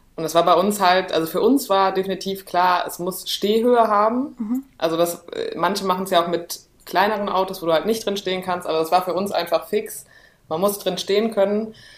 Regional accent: Cologne, North Rhine-Westphalia, Germany; wir kommen aus Köln

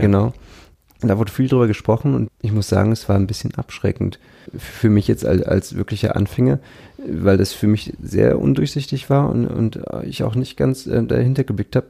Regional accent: Pinneberg, Schleswig-Holstein, Germany; also born or lived in Kiel; ich komme ja aus Pinneberg, also okay. bin ich geboren nördlich von Hamburg

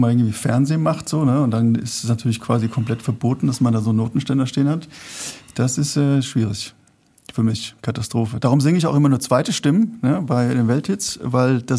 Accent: Rhenish Hesse, Rhineland-Palatinate, Germany; also born or lived in Berlin; now in Frankfurt, Germany; also ich bin da aufgewachsen in Rheinhessen

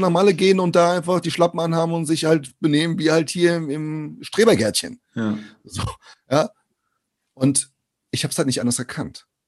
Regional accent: Brazil; now in Germany; aus Brasilien

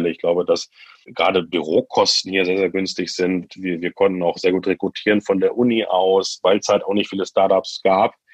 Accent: Magdeburg, Saxony-Anhalt, Germany; Ich sage, ich komme aus Magdeburg, dann hat niemand eine Vorstellung davon.

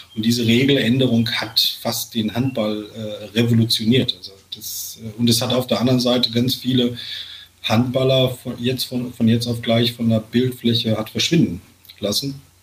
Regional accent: Sauerland, North Rhine-Westphalia, Germany; ich komme aus dem Sauerland

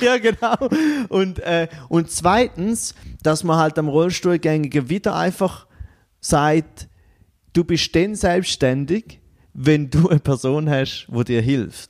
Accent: Goldach, St. Gallen, Switzerland; now in Bern, Switzerland; ich komme aus Goldach ursprünglich am Bodensee, aus äh, Kanton St. Gallen, wohne jetzt aber zu Bern

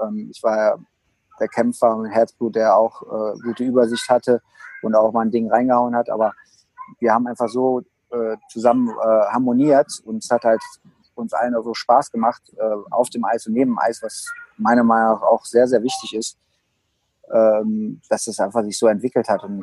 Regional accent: Düsseldorf, North Rhine-Westphalia, Germany; Ja gut, Bremenstraße war für mich eigentlich meine Heimat, weil meine, meine Eltern hatten das Restaurant direkt am Eisstadion.

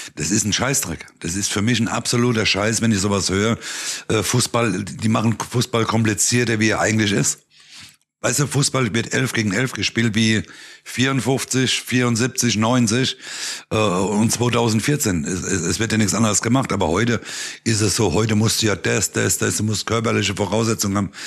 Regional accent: Neustadt, Germany; bei uns in Neustadt bei unserer ersten Mannschaft

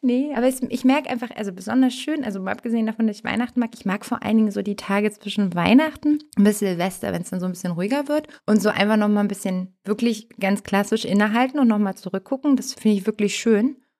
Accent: Hamburg, Germany; ich bin ja Hamburger

